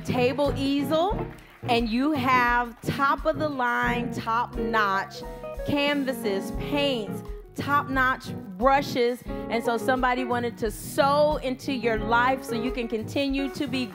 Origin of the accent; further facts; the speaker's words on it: Ypsilanti, Michigan, United States; My mother brought us up. I'm from Ypsilanti, Michigan